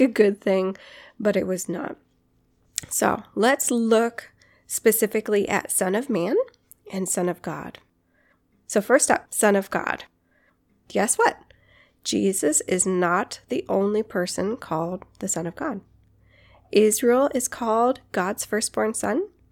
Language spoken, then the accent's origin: English; Guam; Growing up on Guam, doing hikes on Guam